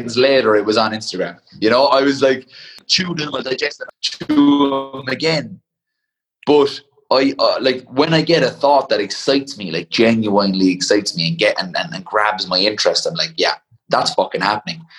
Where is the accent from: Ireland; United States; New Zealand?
Ireland; a power and a pride of being Irish